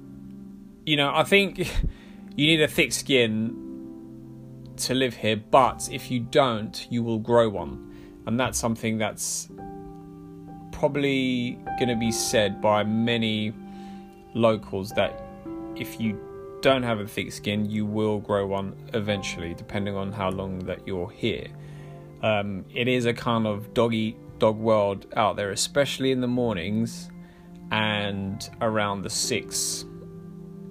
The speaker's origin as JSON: {"language": "English", "region": "London", "country": "United Kingdom", "said": "I'm from London."}